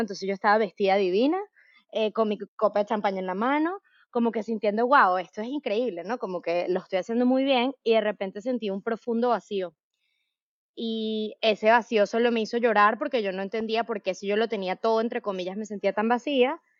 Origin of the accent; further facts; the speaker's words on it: Venezuela; yo soy venezolana